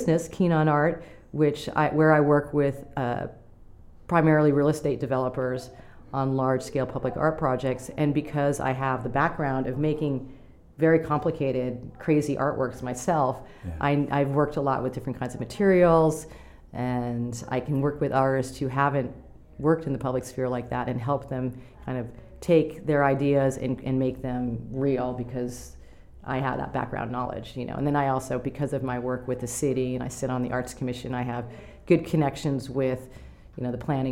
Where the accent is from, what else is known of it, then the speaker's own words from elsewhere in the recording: New York City, New York, United States; moved away; I'm from New York City, I lived in an apartment building